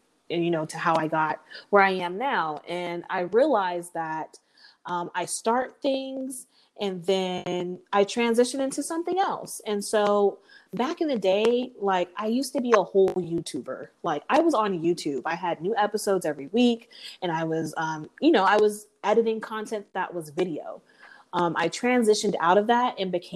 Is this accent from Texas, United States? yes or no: yes; San Antonio, Texas, United States; I'm from San Antonio, Texas